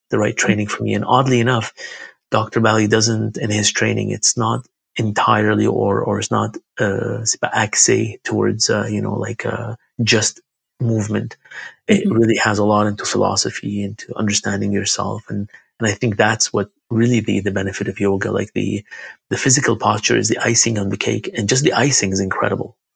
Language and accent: English; Baghdad, Baghdad Governorate, Iraq; born there; I was born in Baghdad, Iraq.